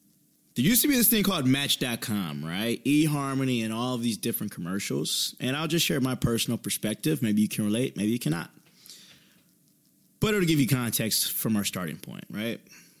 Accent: Indiana, United States; You know, I'm originally from Indiana. Things close at 3 a.m.

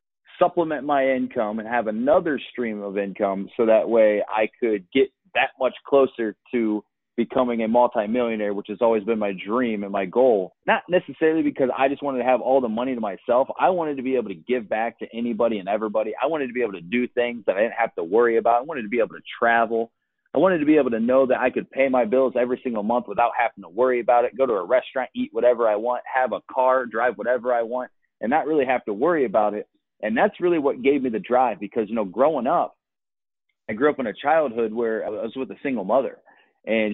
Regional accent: Akron, Ohio, United States; moved away as an adult; also born or lived in Los Angeles, California

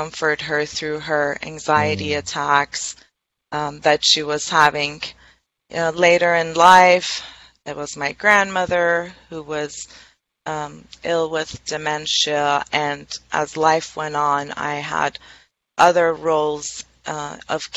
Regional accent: Tehran, Tehran Province, Iran; moved away as an adult; now in United States; I was born and raised in Tehran, which is the capital of Iran.

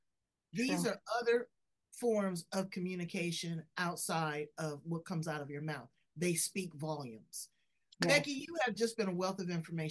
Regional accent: California, United States; I'm from California

